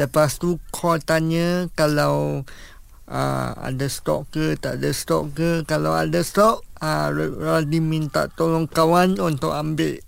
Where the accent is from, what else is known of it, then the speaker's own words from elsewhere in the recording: Kuala Lumpur, Malaysia; saya berasal daripada KL Kuala Lumpur